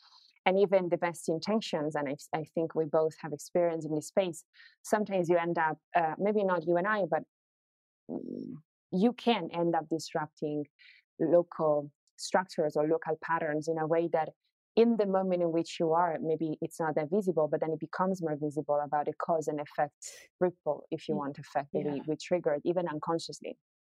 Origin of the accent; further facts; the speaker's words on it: Italy; English is a second language; when I was growing up in Italy